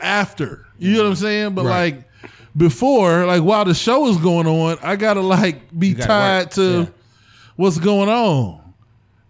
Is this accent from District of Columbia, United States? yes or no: no; East Cleveland, Ohio, United States; I'm from East Cleveland